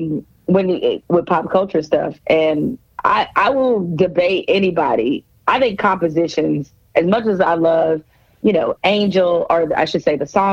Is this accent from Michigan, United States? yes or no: yes; Detroit, Michigan, United States; moved away; growing up in Detroit